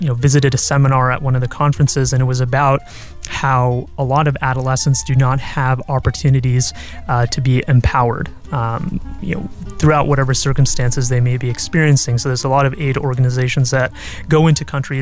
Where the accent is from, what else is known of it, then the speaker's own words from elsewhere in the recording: Bay Area, California, United States; moved away as an adult; also born or lived in Virginia; now in Irvine, United States; I'm originally from the Bay Area, and I went to college in Virginia